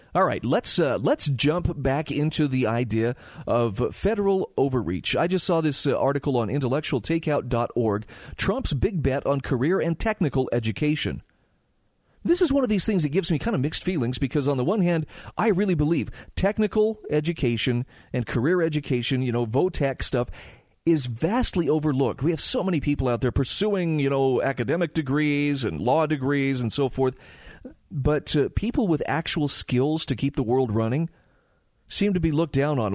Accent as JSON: {"language": "English", "region": "Utah", "country": "United States", "said": "here in my home state of Utah"}